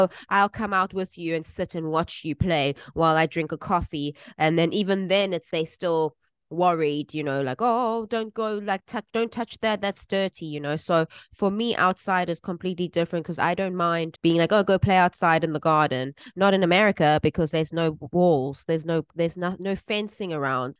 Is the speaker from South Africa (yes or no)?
yes; South Africa; moved away